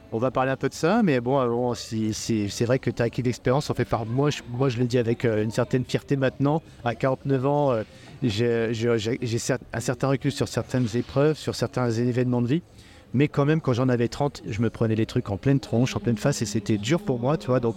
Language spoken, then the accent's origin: French; Le Mans, Pays de la Loire, France; moved away as an adult; now in Réunion, France; moi, je suis née en Sarthe, au Mans.